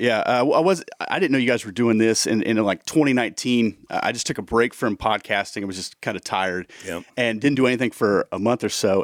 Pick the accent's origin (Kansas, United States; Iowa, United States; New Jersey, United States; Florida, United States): Iowa, United States; Cedar Rapids; moved away as an adult; now in Indianapolis, United States; We're from originally Southeast Iowa. We came from Cedar Rapids, Iowa.